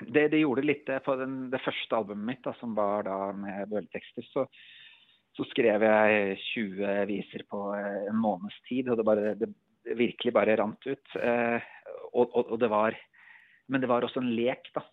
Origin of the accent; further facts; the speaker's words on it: Elverum, Innlandet, Norway; jeg er en kar fra skogen, jeg er fra Elverum